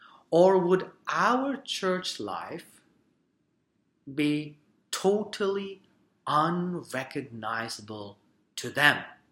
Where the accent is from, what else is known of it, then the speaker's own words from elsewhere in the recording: Surrey, British Columbia, Canada; We immigrated to Canada when I was 13 years old, and I grew up in Surrey.